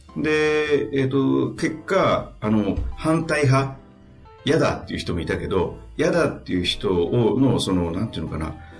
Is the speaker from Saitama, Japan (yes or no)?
no; Hiroshima, Japan; 広島県出身